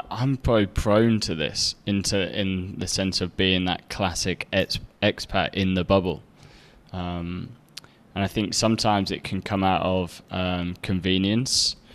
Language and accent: English; Egypt; Now I came, you know, I came from Egypt, so having certain uh, Western supermarkets and restaurants and things with within easy access was actually like a really big thing